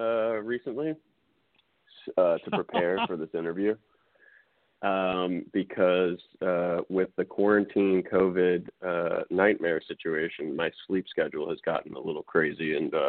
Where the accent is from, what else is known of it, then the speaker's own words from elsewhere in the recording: Westchester, New York, United States; also born or lived in Queens; I grew up in a few places, but started in Queens, very quickly moved to Westchester, New York when I was like a month old.